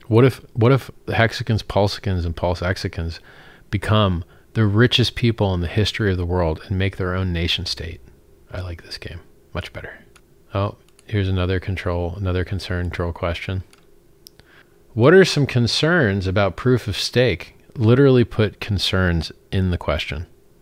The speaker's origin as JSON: {"language": "English", "region": "Florida", "country": "United States", "said": "I'm from Florida as well, Team Florida. It's like a big trailer park of a state that basically is a real-life Jerry Springer show at all times."}